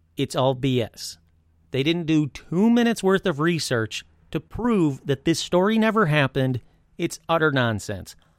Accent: Michigan, United States; now in California, United States; I grew up in Michigan

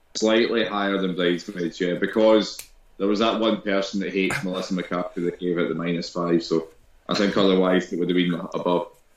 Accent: Scotland, United Kingdom; being Scottish

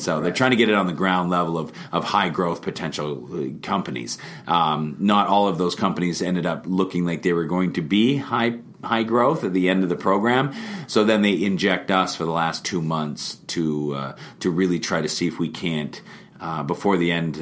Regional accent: Vernon, British Columbia, Canada; now in Kelowna, Canada; I was uh, born and raised in Vernon

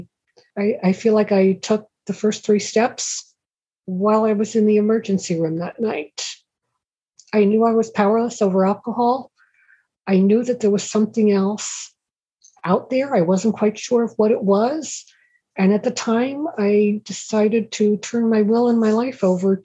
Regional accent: Stamford, Connecticut, United States; I was born and raised in Stamford, Connecticut

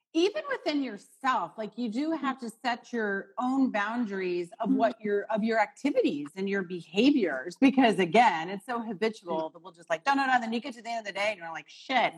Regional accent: St. Louis, Missouri, United States; now in Chicago, United States; I was born in St. Louis

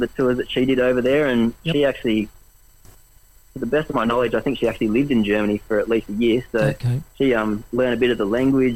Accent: Bega, New South Wales, Australia; moved away as an adult; now in Wollongong, Australia; I grew up in Bega, currently living in Wollongong

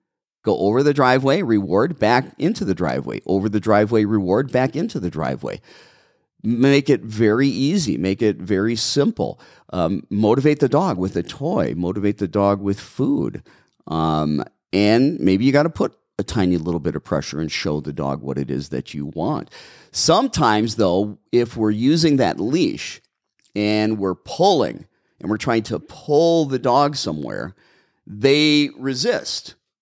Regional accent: Brown Deer, Wisconsin, United States; I'm from Wisconsin, Audrey. I'm from Brown Deer, Wisconsin, originally, in a little tiny village of Milwaukee County.

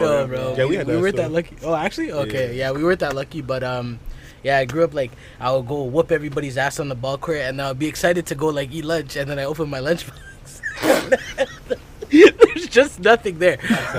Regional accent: Ottawa, Ontario, Canada; Yes. Born and raised.

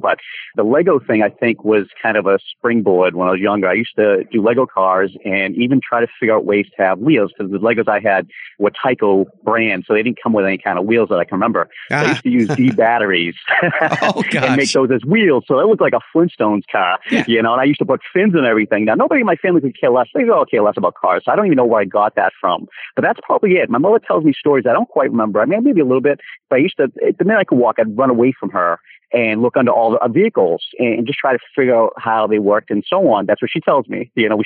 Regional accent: Boston, Massachusetts, United States; also born or lived in San Francisco, California / Los Angeles, California; I grew up in Charlestown, Mass

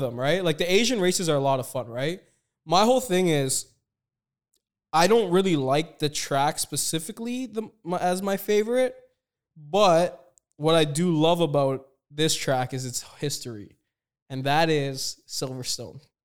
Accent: Toronto, Ontario, Canada; Me and Kurt both spent a lot of time in Toronto. I'm born and raised

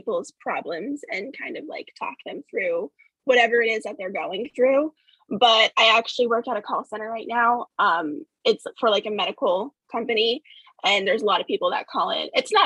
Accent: California, United States; growing up in California

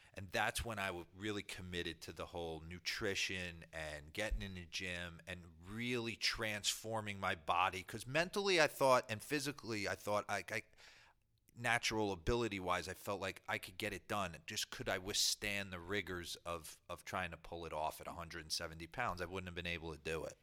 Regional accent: New Jersey, United States; I grew up in New Jersey

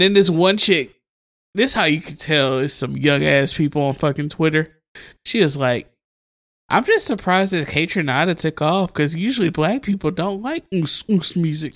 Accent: Mississippi, United States; my home state, uh, Down South Blues, The Sip

